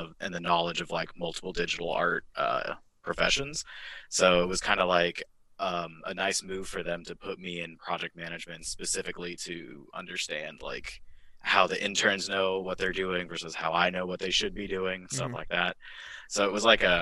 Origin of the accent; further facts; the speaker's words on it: Merriam, Kansas, United States; I'm from Merriam, Kansas, sort of a really small town area